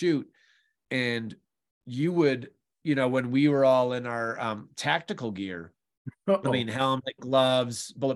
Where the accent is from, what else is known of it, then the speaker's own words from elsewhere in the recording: New Mexico, United States; New Mexico, my home state